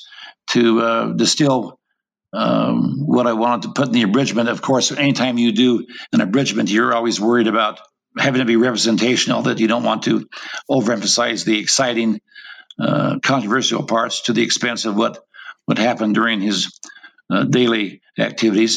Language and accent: English; Intermountain West, United States; I was raised in the Intermountain West